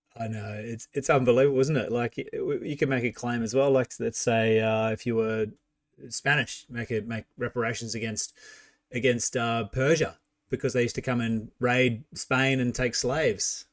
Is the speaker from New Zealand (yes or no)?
yes; New Zealand; now in Australia; I am from New Zealand originally